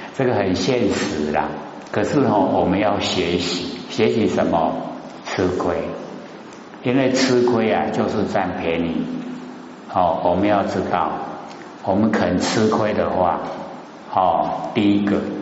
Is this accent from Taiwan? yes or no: yes; Taiwan; 我们台湾话讲的是最好了，叫做过身